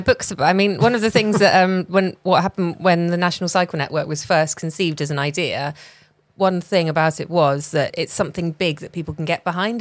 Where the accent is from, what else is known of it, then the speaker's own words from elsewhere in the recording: rural England, United Kingdom; I grew up in Rail England